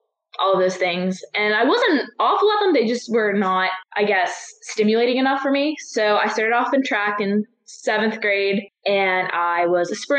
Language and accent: English; Somerset, Pennsylvania, United States; moved away as an adult; I'm from Somerset, Pennsylvania